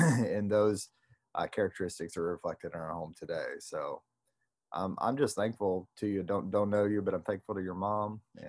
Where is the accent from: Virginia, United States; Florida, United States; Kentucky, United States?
Florida, United States; Palatka; I grew up in Palatka too